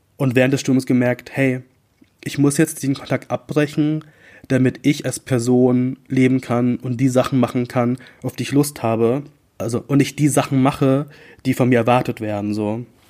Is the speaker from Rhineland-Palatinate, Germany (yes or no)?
no; about an hour from Bremen, Lower Saxony, Germany; also born or lived in Philippines; Ich bin tatsächlich, ich glaub, so eine Stunde von Bremen aufgewachsen in Niedersachsen